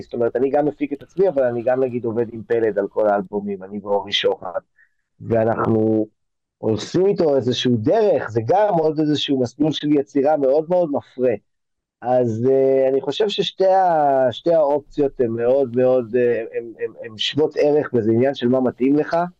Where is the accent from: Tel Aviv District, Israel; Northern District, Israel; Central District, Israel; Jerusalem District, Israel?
Tel Aviv District, Israel; Tel Aviv; also born or lived in Los Angeles; אני כתל אביבי, אה, אה, שנולדתי בתל אביב, אז יש גם כל מיני אנשים שהיו איתי מהיסודי עד התיכון